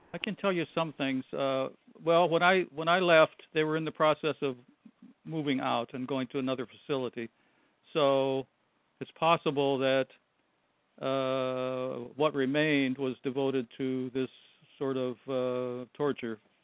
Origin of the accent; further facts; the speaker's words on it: Buffalo, New York, United States; now in Hawaii, United States; I'm not, not originally from Hawaii. I grew up in Buffalo, New York